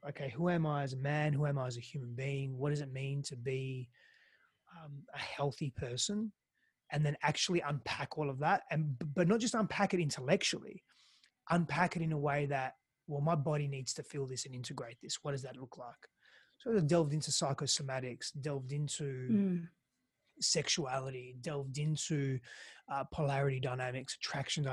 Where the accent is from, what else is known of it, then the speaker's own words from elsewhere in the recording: Australia; accent: Australian; first language Greek; English is a second language; moved away as an adult; also born or lived in Greece / Italy; now in Austin, United States; I'm an Australian. Can you sort of tell there? I've got a different accent. And, but I also lived in Greece and Italy because I'm half Greek, half Italian. So I spent most of my life, at the beginning of my life, in Greece. My first language was Greek, and coming to Australia was very foreign for me.